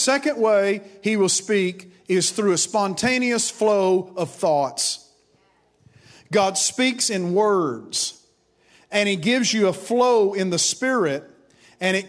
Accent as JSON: {"language": "English", "town": "Grundy", "region": "Virginia", "country": "United States", "tie": "born or raised there", "said": "I went into a hospital in my hometown of Grundy, Virginia, the old Grundy Hospital"}